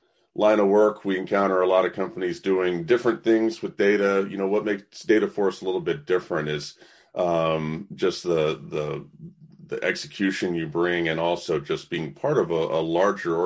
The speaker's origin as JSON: {"language": "English", "region": "the South", "country": "United States", "tie": "born or raised there", "said": "I'm born and raised in the South"}